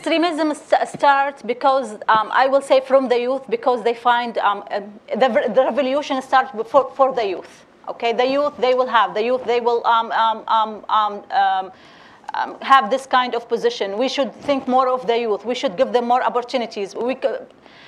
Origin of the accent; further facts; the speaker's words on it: Derna, Libya; I'm from Derna